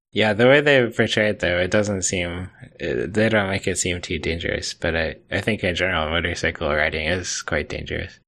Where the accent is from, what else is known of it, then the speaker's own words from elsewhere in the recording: United States; as an American